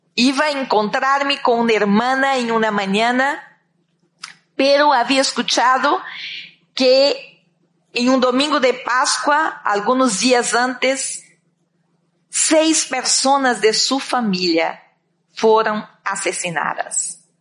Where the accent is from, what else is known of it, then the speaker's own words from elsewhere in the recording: Candiba, Bahia, Brazil; moved away as an adult; eu tinha 14 anos quando senti esse chamado de Deus para minha vida, allá em um campo, em uma cidade muito pequena de Brasil, creio, no, agora já la temos no mapa, pero por muito tempo não la teníamos, Candiba